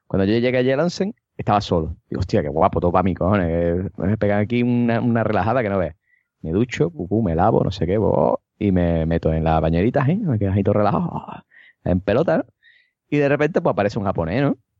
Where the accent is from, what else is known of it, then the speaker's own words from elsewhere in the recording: Cádiz, Andalusia, Spain; yo soy de Cádiz